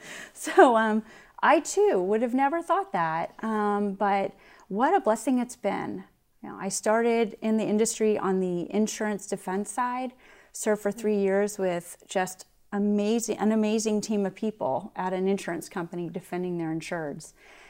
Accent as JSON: {"language": "English", "town": "West Point", "region": "New York", "country": "United States", "tie": "born there", "said": "And in fact, actually, I was born in West Point, and so was my grandfather."}